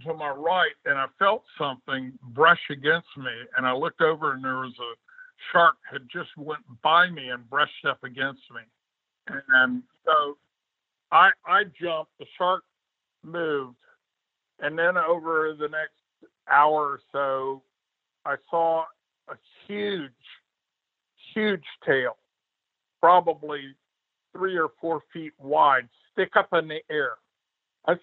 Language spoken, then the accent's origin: English; Homestead, Florida, United States; I was raised in Homestead